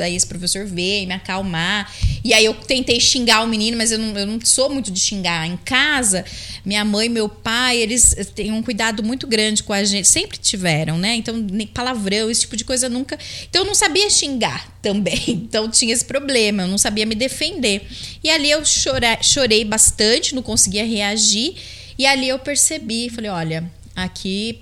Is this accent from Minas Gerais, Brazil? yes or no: no; Campinas, São Paulo, Brazil; moved away as an adult; also born or lived in Bariri; now in Jaú, Brazil; eu fui crescendo lá em Campinas, uma cidade que eu amo de verdade.